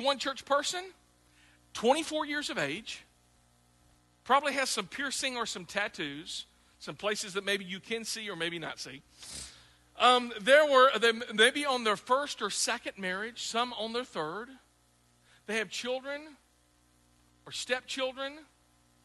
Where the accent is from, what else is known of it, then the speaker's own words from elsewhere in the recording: the South, United States; also born or lived in Midwest; now in Clarksville, United States; growing up in the South